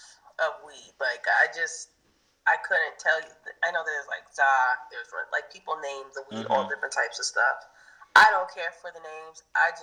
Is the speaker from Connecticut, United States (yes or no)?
yes; New Haven, Connecticut, United States; I'm from New Haven, Connecticut. I'm 31 years old.